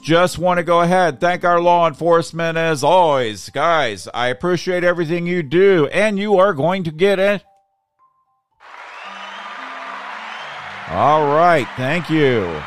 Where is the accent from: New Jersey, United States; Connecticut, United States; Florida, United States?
Florida, United States; Tampa; I come from Tampa Bay